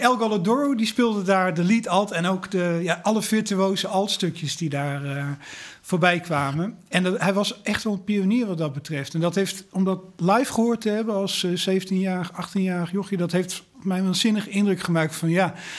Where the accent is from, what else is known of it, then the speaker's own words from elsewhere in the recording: Breda, North Brabant, Netherlands; ik kom uit Breda